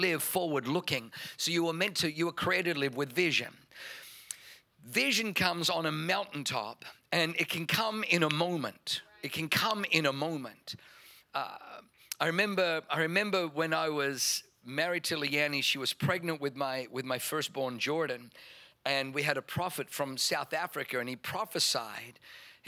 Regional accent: Germany; first language German; English is a second language; moved away; being born in Germany. German was my first language.

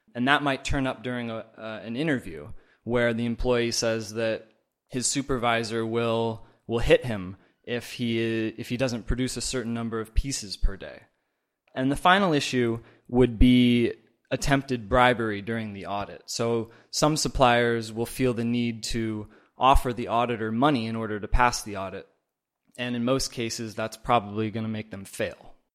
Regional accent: Oregon, United States; moved away as an adult; now in China; I am from Oregon originally, but I've been in China the last four years

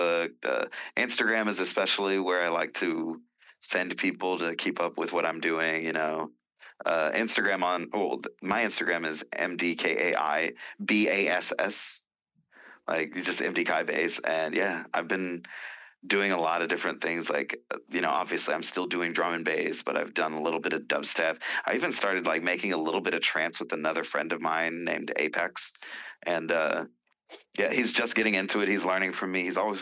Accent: Texas, United States; now in California, United States; I was born in Texas

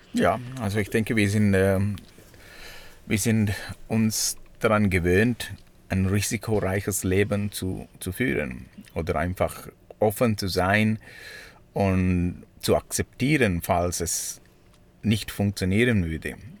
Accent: Sri Lanka; German is a second language; now in Switzerland; ich komme aus Sri Lanka

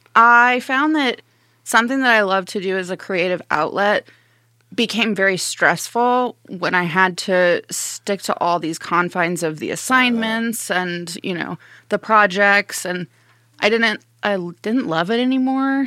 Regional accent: Evansville, Indiana, United States; also born or lived in Arizona / Nevada / Carmel, Indiana; now in Fort Wayne, United States; Evansville, Indiana, for the rest of my youth and teenage years, and then Carmel for my senior year

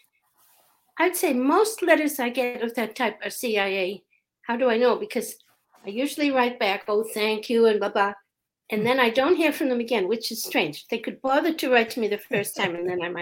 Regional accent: Boston, Massachusetts, United States; I grew up in Boston

